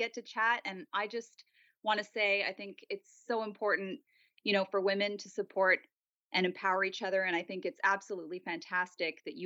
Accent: Montreal, Quebec, Canada; moved away as an adult; now in California, United States; I was born and raised in Montreal

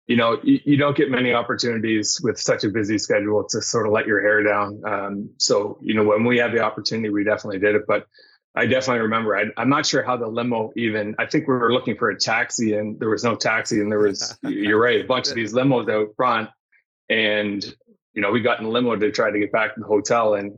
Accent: Kingston, Ontario, Canada; I grew up in Kingston, which is outside of Toronto

